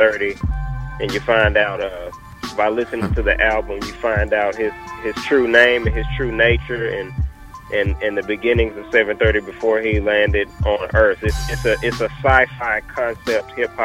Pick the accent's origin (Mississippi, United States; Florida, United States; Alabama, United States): Mississippi, United States; Jackson; now in Dallas, United States; Right now, I currently reside in Dallas, Texas. I'm originally from Jackson, Mississippi, but I'm in Dallas, Texas right now.